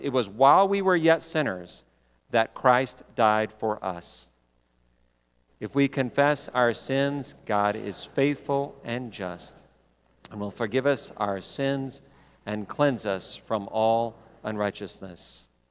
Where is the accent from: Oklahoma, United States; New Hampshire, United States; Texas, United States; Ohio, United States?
Texas, United States; I grew up in Texas